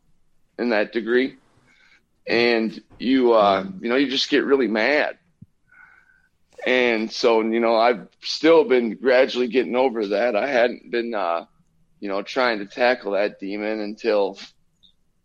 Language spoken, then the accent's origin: English; Minnesota, United States; I'm from Minnesota